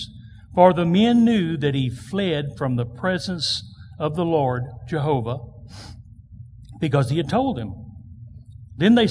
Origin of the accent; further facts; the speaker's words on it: United States; I am proud to be an American. So thankful to be born in this country.